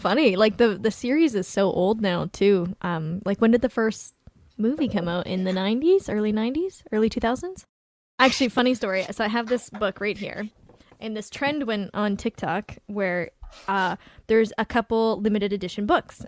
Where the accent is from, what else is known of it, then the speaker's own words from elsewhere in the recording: Vancouver, British Columbia, Canada; I'm from Vancouver